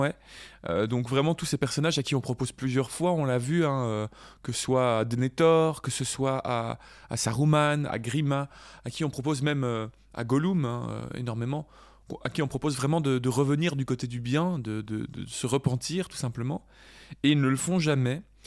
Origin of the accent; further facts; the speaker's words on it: Belgium; on est belge